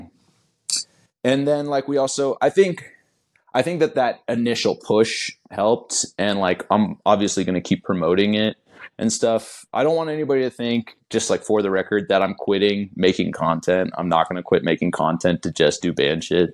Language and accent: English; Kansas City, United States; I grew up in Kansas City, so which is about as far as you can get from that type of scene